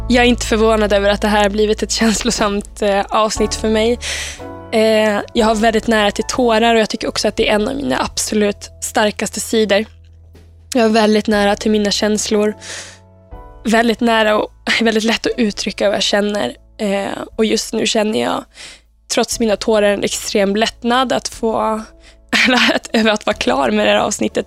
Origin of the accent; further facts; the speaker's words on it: Uppsala, Uppsala County, Sweden; jag växte upp i Eriksberg i Uppsala med mina två föräldrar